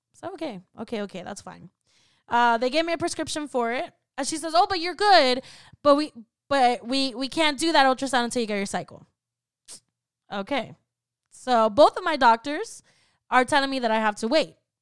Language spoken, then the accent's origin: English; Florida, United States; I was raised in Florida